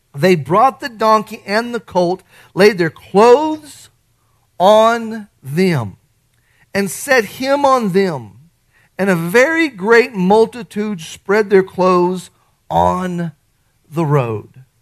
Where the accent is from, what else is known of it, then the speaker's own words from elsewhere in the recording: Artesia, United States; the kid I grew up with in Artesia